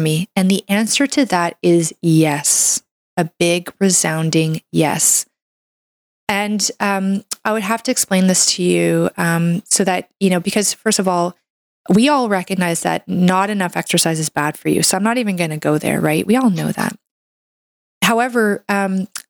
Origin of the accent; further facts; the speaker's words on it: Canada; I'm a Canadian medical doctor